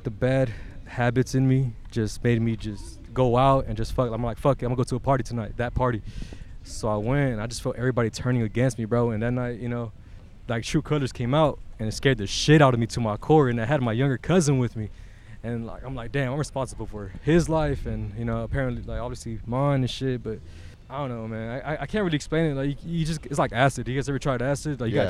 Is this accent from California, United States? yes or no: yes; Carson, California, United States; also born or lived in Torrance / Hawthorne; I was born in Torrance Memorial. Okay. My childhood was all through Carson. Then moved to Hawthorne.